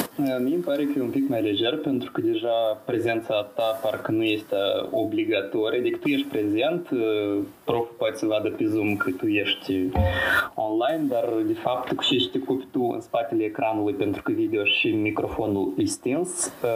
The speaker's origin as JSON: {"language": "Romanian", "region": "Chișinău", "country": "Moldova", "moved": "as an adult", "lives_now": "Lyon, France", "said": "vin uh, din Chișinău, uh, din sectorul Băicani."}